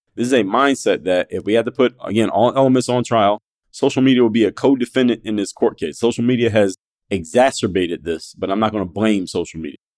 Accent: Philadelphia, Pennsylvania, United States; now in Miami, United States; I live in Miami, Florida, but I'm actually from Philadelphia, P

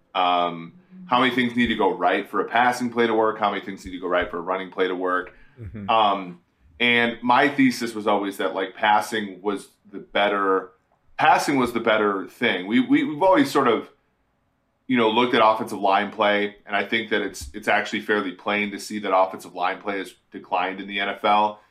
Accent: Minnesota, United States; when I was young and I, I was growing up in Minnesota

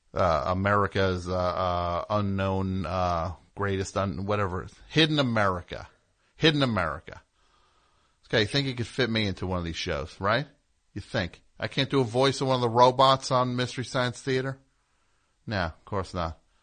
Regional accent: New Jersey, United States; I am from New Jersey

